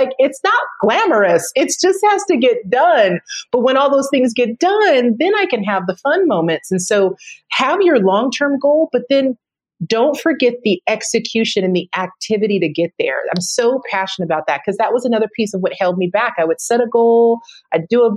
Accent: United States; I love being an American. I love living in the US

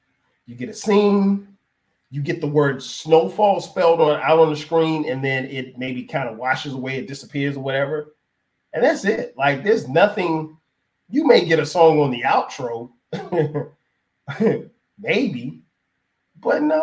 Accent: Florence, South Carolina, United States; I grew up in South Carolina, Florence, South Carolina, to be specific

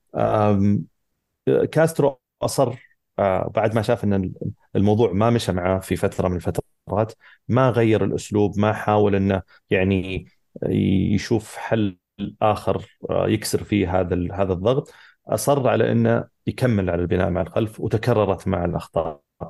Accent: Saudi Arabia

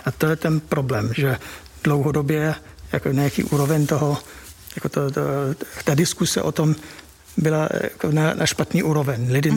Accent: United Kingdom; Czech is a second language; moved away as an adult; now in Czech Republic; já jsem spíš jako Ev, Evropan, než, než čistý, jako čistý Brit. A bydlím tady přes dvacet let

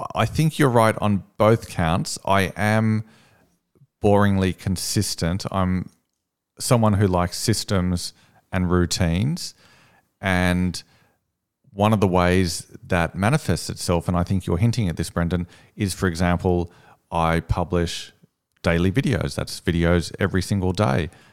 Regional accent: Sydney, New South Wales, Australia; I'm from Sydney.

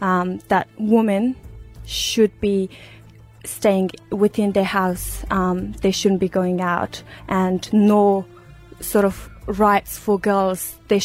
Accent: Uruzgan, Afghanistan; now in Australia; I was born in Uruzgan province of Afghanistan.

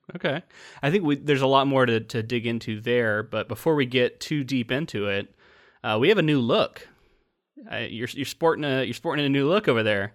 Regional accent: Space Coast of Florida, United States; growing up on the Space Coast of Florida

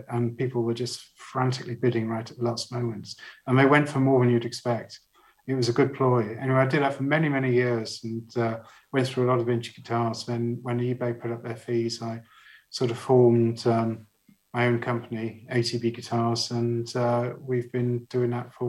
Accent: Barnstaple, South West England, United Kingdom; moved away; also born or lived in Leicester; where I grew up in Barnstaple

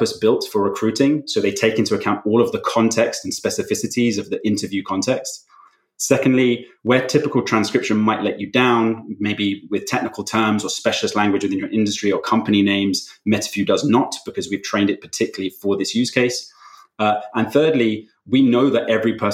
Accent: London, United Kingdom; also born or lived in West Coast, United States / Amsterdam, Netherlands; I grew up in London, currently live here too, but in between, have spent a bit of time living on the West Coast of the US and a couple of years living in Amsterdam as well.

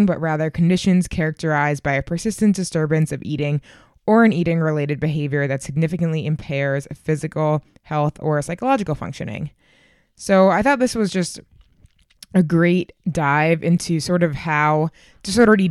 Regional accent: Boston, Massachusetts, United States; My hometown marathon, the Boston Marathon

